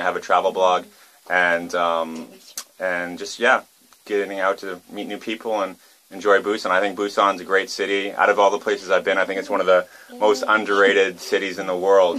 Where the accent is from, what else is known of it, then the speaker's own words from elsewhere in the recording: Vancouver, British Columbia, Canada; moved away as an adult; now in South Korea; I'm from Vancouver, Canada